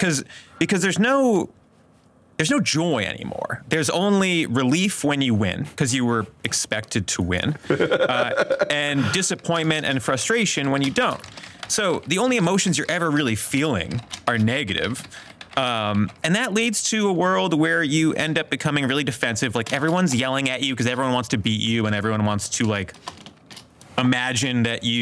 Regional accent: Philadelphia, Pennsylvania, United States; I'm from the Philly area.

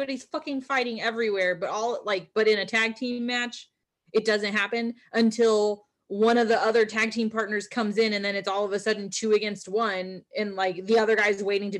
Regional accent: Orange County, Southern California, United States

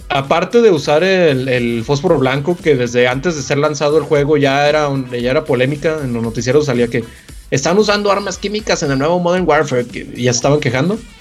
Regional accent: Mexico

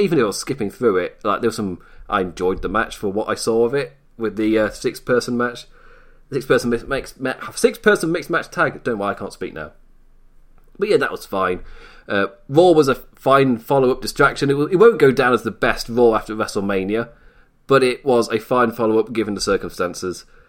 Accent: England, United Kingdom; I am English

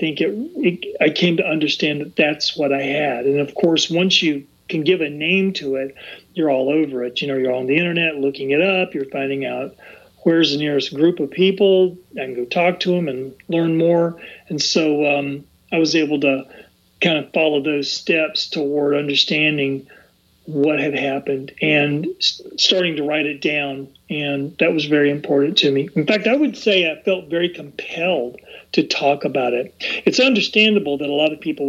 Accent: the South, United States; when I was young, growing up in the South

